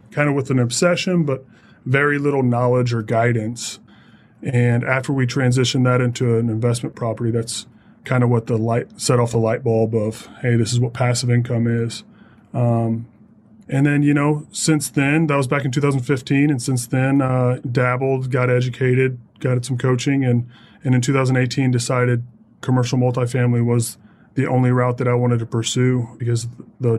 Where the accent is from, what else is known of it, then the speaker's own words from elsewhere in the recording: Southern Indiana, United States; moved away; I was born and raised in Southern Indiana and, you know, very proud Hoosier